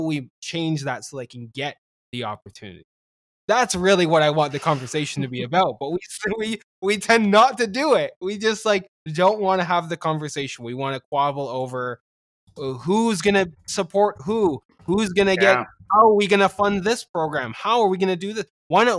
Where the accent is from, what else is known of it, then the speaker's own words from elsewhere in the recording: Canada; I've been made fun of several times lately on Twitter for being Canadian.